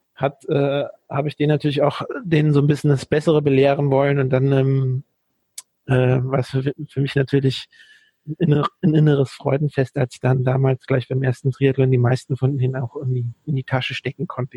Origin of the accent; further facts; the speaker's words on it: Dieburg, Hesse, Germany; ich komme hier aus dem Großraum Frankfurt und in der Nähe von Darmstadt eigentlich, in Dieburg, äh, bin ich aufgewachsen